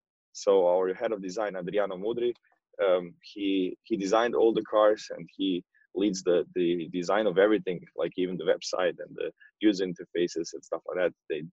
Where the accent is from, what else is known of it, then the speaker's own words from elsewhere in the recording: Croatia; I was, I mean, I'm from Croatia and he was born in Croatia.